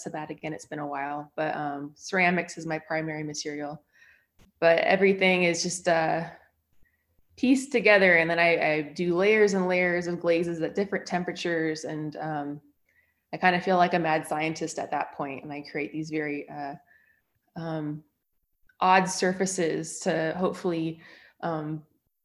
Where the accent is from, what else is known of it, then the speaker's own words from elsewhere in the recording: San Francisco Bay Area, California, United States; now in Utah, United States; I am originally from the San Francisco Bay Area in California